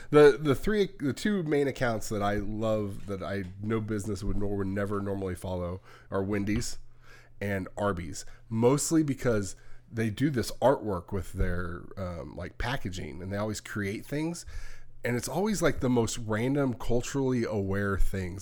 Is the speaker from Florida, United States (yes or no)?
no; California, United States; when I was growing up in California